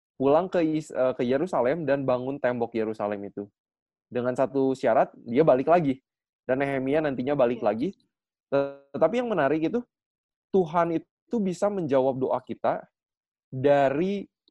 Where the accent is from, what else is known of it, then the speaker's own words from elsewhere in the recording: Bandung, West Java, Indonesia; saya asli dari Bandung